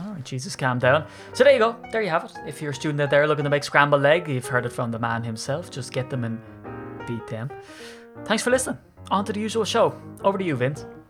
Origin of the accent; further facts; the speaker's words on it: Ireland; as an Irishman